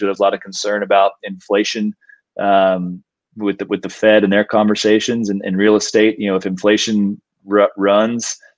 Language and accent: English; Austin, Texas, United States; we're born and raised in Austin